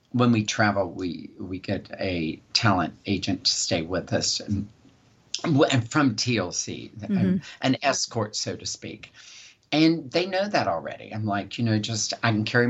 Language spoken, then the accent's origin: English; West Virginia, United States; I grew up in West Virginia. I'm a West Virginian.